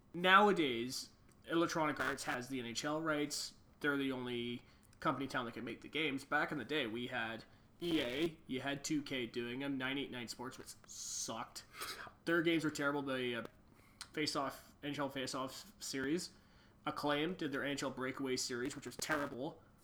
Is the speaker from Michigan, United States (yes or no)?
yes; Detroit, Michigan, United States; the born and raised in South Detroit.